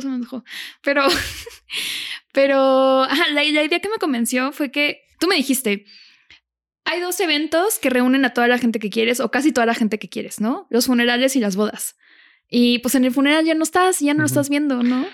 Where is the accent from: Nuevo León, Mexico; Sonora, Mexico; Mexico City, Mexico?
Nuevo León, Mexico; Monterrey; Yo soy de Monterrey